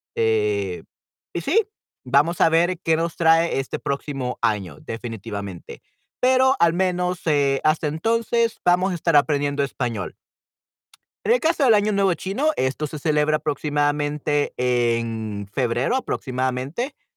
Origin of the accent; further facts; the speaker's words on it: El Salvador; yo soy de El Salvador y aquí en El Salvador tenemos muchísimos chinos